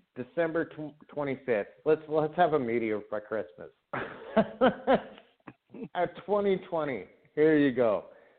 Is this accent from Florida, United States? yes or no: no; Nevada, United States; I'm from Nevada. I grew up there. I traveled back and forth, but I always returned to Nevada, and I'm born and raised.